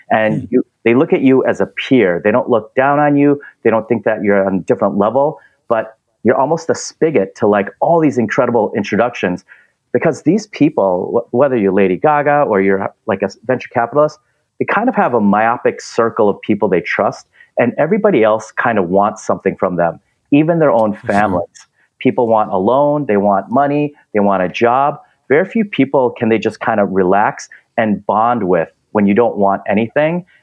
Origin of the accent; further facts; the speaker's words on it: Minnesota, United States; now in Los Angeles, United States; since I came from Minnesota, I don't want snow anymore. I want to go towards the ocean.